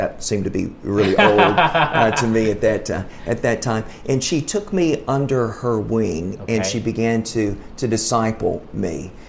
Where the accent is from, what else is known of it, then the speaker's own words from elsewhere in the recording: Arkansas, United States; Where I grew up in Arkansas, 60-70% of the people live at or below the poverty level, at least when I was growing up.